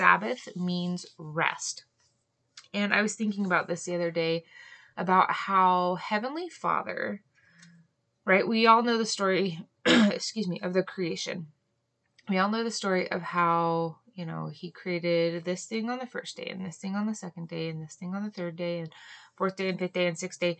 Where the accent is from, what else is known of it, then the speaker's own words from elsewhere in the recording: Hawaii, United States; I grew up in Hawaii